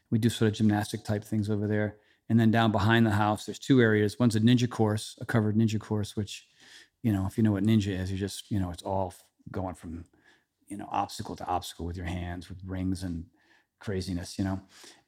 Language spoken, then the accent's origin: English; Trumbull, Connecticut, United States; also born or lived in Westerly, Rhode Island; that's really where I say I'm from. I say I'm from Trumbull. But I was born in Westerly, Rhode Island, so I have kind of two hometowns.